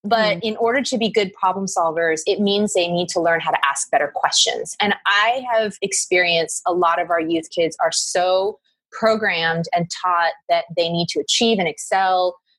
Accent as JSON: {"language": "English", "region": "New York", "country": "United States", "tie": "born or raised there", "also_born_or_lived": "Philadelphia", "lives_now": "Southern California, United States", "said": "I've grown up back east as well. I'm from New York and Philly, so East Coast represent."}